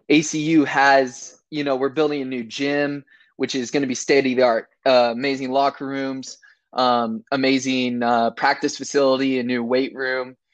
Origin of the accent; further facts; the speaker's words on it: Camarillo, California, United States; now in Abilene, United States; I came here from Camarillo, California, which is